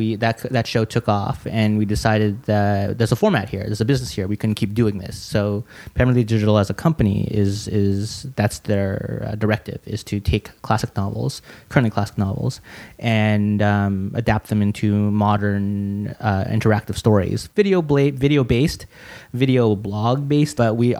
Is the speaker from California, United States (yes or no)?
yes; Silicon Valley, California, United States; moved away as an adult; also born or lived in Santa Monica; now in Los Angeles, United States; I grew up in the Silicon Valley area